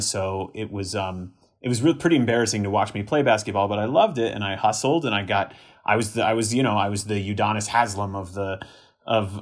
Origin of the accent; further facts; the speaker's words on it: Miami, Florida, United States; I was born and raised in Miami